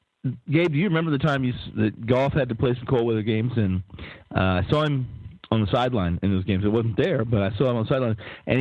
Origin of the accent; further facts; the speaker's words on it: Lawrence, Kansas, United States; I am from Kansas City, or I'm from that area, from Lawrence, from Jayhawk land there.